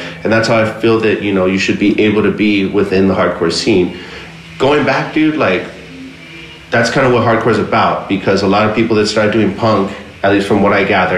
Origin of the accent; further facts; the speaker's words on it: West Covina, California, United States; also born or lived in Monterey Park; I grew up in West Covina. Initially, my family was from Monterey Park